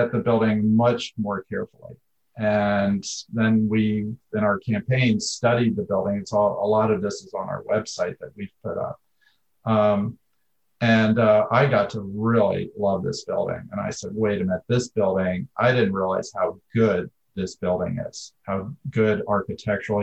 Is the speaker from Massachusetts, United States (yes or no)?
no; Philadelphia, Pennsylvania, United States; now in Portland, United States; I'm from Philadelphia